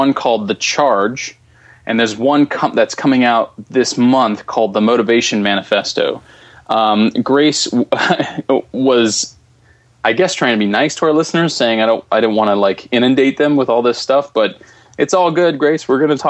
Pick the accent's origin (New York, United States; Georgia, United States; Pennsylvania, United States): Pennsylvania, United States; Philadelphia; born or raised there